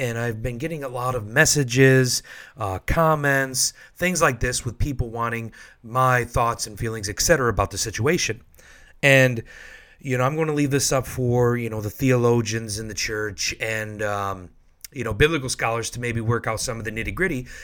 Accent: Michigan, United States; moved away; also born or lived in Washington, D.C.; I'm from Michigan, so we have a large Chaldean population there

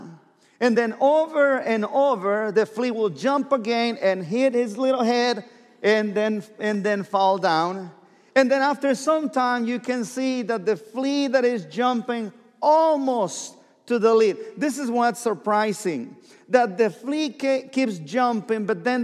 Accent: southern Mexico, Mexico; English is a second language; moved away as an adult; now in Oklahoma, United States; Born and raised in Mexico, the south part of Mexico, last state of the Mexican Republic, and came to Oklahoma.

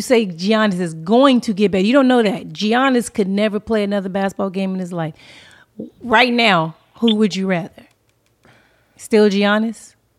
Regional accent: Inglewood, California, United States; I'm from Inglewood.

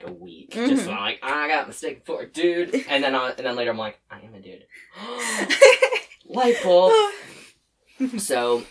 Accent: Lewiston, United States; I'm also from Lewiston

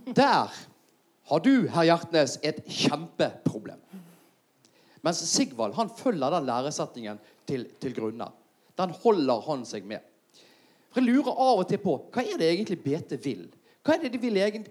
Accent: Bergen, Vestland, Norway; meg som bergenser

